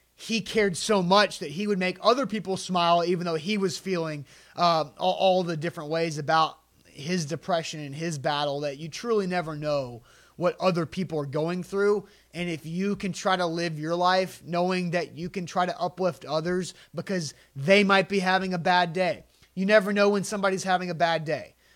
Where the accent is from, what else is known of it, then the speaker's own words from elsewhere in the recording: Tennessee, United States; the Tennessee Titans in my hometown